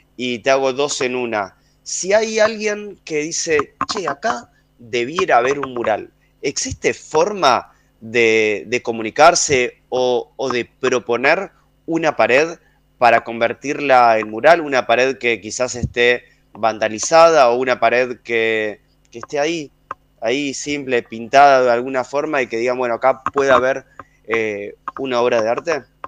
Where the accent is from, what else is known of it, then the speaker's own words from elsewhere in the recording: Avellaneda, Buenos Aires Province, Argentina; desde que nací, eh, en Avellaneda